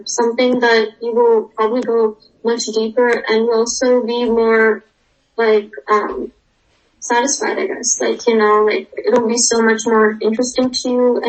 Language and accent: English; Washington, United States; I'm 15 and I'm from Washington State as well.